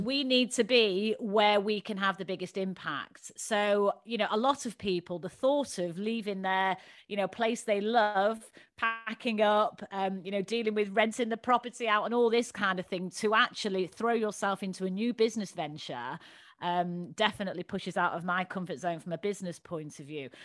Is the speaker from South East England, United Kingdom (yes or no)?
no; Manchester, North West England, United Kingdom; moved away; growing up in Manchester. You can probably tell from my dulcet tones.